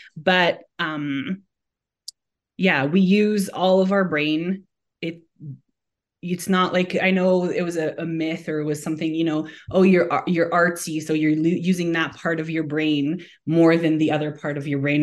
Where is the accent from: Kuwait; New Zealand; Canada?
Canada; Montreal, Quebec; now in Alberta, Canada; born and raised in Montreal, but I call Alberta home now and have been here since two thousand and seven